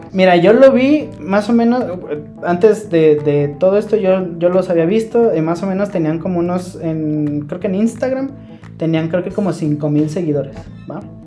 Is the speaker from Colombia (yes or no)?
no; Mexico; nosotros que tenemos a nuestros padres mexicanos